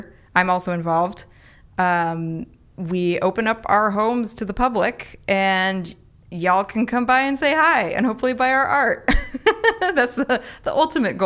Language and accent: English; Paradise, California, United States; now in Chico, United States; growing up in Paradise